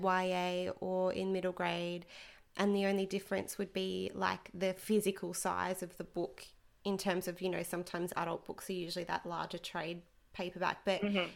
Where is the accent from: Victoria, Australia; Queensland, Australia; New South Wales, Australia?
Queensland, Australia; Rockhampton; we're from Rockhampton